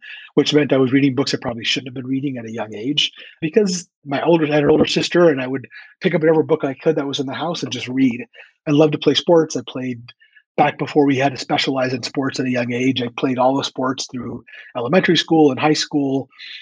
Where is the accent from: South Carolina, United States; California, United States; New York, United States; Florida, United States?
California, United States; San Francisco; now in Los Angeles, United States; I was born and raised in San Francisco, California